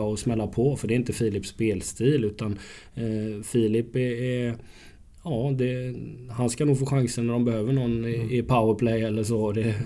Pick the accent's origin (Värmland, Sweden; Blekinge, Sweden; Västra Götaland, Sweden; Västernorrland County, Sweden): Västra Götaland, Sweden; Gothenburg; now in Örebro, Sweden; jag som är göteborgare